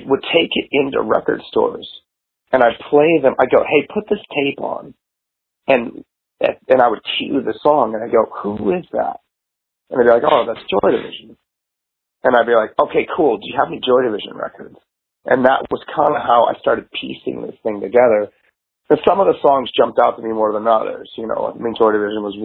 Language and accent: English; McLean, Virginia, United States; moved away as an adult; also born or lived in Georgetown, Washington, D.C. / Silver Spring, Maryland; now in Seattle, United States; I lived in most pretty much from kindergarten through, you know, graduating high school, lived in McLean, Virginia.